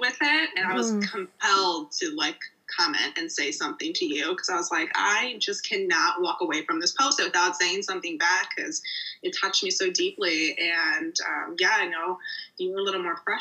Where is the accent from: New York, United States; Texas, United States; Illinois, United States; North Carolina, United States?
Illinois, United States; Morton Grove, Chicago suburbs; I am from the Chicago suburbs, Morning Grove to be exact. And yeah, it was a very smooth childhood.